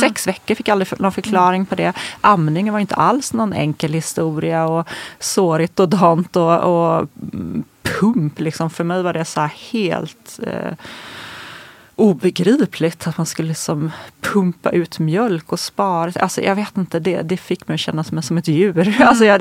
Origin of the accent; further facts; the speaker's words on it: Småland, Sweden; moved away as an adult; now in Stockholm, Sweden; där jag kommer ifrån, när jag är från Småland